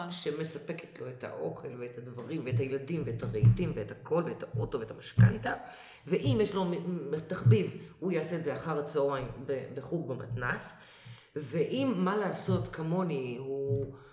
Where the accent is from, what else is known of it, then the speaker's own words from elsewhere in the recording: Israel; אנחנו ישראלים, אבל אמרתי, כשהייתי קטנה, כל בית, את נכנסת לבית של, של חברה, חבר, האבא והאימא מדברים או מבטא פולני, או רוסי, או רומני